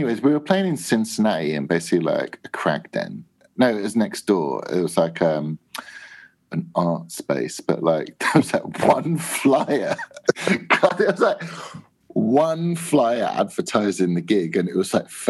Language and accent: English; England, United Kingdom; we're from England